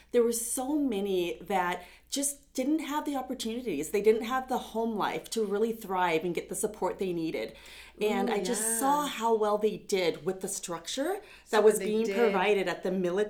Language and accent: English; Pasco, Washington, United States; also born or lived in Pullman, Washington; I was born and raised here in Pasco, and I went to Pasco High School.